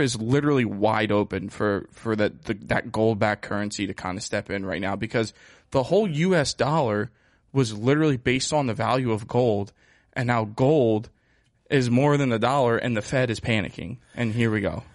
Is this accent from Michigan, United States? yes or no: no; Pennsylvania, United States; also born or lived in South Carolina; I'm from Pennsylvania